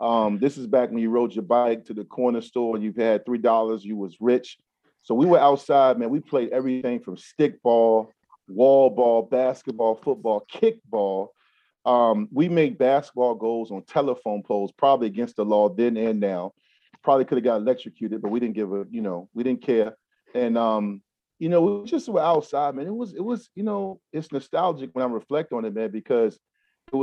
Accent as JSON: {"language": "English", "town": "Newport News", "region": "Virginia", "country": "United States", "tie": "born or raised there", "also_born_or_lived": "Durham, North Carolina / Hampton, Virginia", "said": "they returned home, and I grew up in Newport News, and we moved to Hampton. So I grew up in Newport News and Hampton. So I'm a Tidewater guy"}